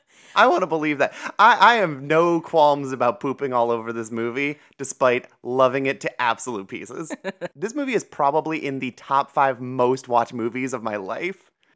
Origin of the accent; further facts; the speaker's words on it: Ohio, United States; So growing up in Ohio